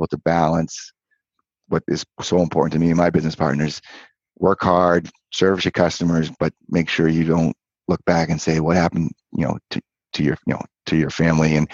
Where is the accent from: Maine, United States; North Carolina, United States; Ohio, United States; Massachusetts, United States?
Massachusetts, United States; Cape Cod; I grew up on Cape Cod.